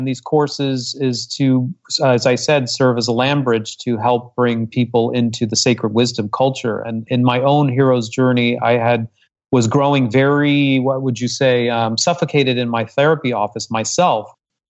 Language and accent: English; Hong Kong; also born or lived in Singapore; I was raised abroad. I was raised in Hong Kong and I was born in Singapore. Come from a multicultural family.